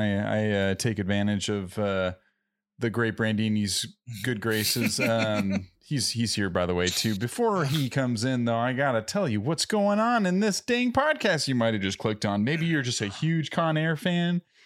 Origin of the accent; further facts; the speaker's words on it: Southern California, United States; first language English; a couple SoCal surfer dudes